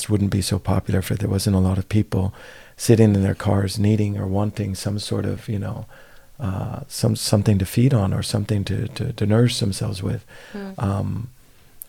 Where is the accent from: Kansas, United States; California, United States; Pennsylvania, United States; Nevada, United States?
California, United States; growing up in California